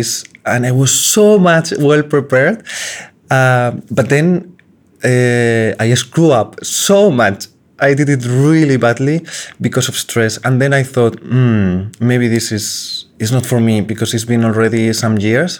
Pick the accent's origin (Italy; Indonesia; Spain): Spain; Salamanca, Castile and León; moved away; my hometown in Salamanca